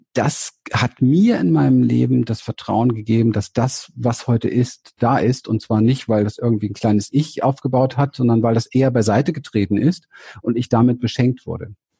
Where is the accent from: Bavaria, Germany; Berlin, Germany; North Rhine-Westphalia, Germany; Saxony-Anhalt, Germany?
Berlin, Germany; ich bin aufgewachsen in Berlin, ich komme aus dem Ghetto, ich bin ein Hinterhofskind